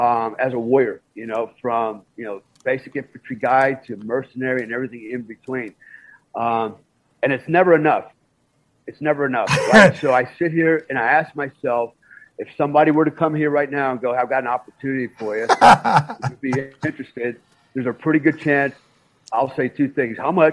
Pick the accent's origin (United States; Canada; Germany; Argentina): Germany; my dad was in the Army for 20 years. I grew up mostly in Germany at the bases over there.